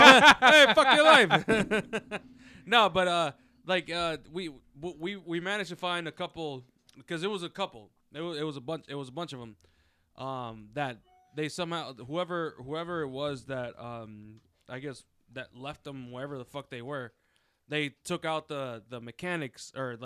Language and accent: English; Alexandria, Virginia, United States; I grew up in Alexandria